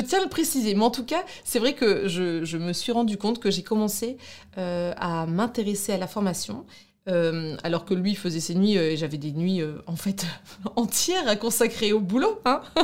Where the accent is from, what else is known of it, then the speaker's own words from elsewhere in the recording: Douai, Hauts-de-France, France; accent: ch'ti; also born or lived in Brussels, Belgium; now in Lille, France; je suis de, Douai, donc du nord de la France, une vraie ch'ti